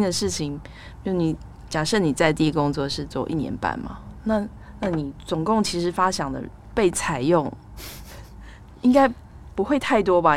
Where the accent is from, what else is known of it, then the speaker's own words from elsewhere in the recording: Taiwan; 像我们台湾人很喜欢取英文名字